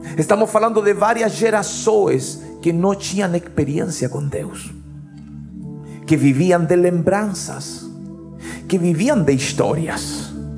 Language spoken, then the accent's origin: Spanish; Chile; now in Vitória, Brazil; Yo soy chileno